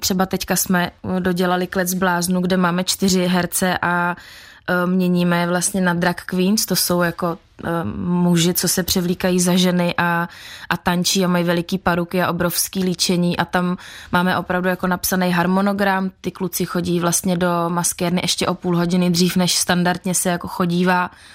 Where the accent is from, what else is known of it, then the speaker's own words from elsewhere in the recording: Czechia; u nás v Čechách